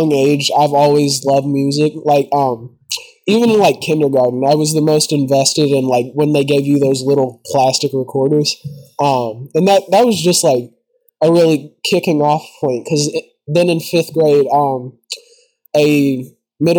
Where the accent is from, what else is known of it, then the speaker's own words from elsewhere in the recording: Louisville, Kentucky, United States; I'm from the Louisville area, Kentucky. I've been born here my whole life. I've lived here my whole life.